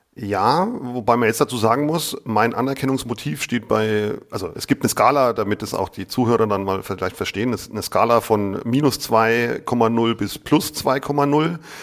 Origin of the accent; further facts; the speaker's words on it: Lower Franconia, Bavaria, Germany; ich bin Unterfranke und für viele ist es einfach Bayern